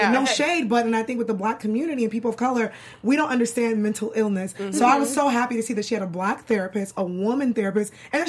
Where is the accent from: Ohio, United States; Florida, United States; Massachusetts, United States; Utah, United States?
Massachusetts, United States; Boston; also born or lived in Brooklyn; now in New York City, United States; I'm from New York. I grew up in Boston. I moved back to New York in 2009.